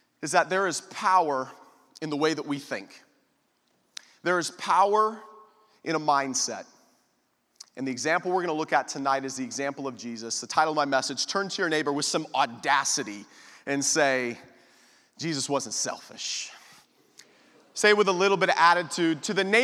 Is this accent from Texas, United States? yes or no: yes; Austin, Texas, United States; I come from Austin, Texas, the great country of Texas